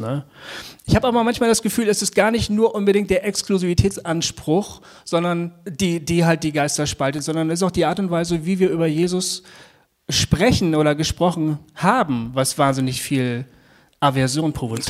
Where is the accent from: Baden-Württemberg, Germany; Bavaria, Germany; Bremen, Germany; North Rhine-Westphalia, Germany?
Bremen, Germany; das haben wir als Jugendlicher in Bremen öfter äh, gemacht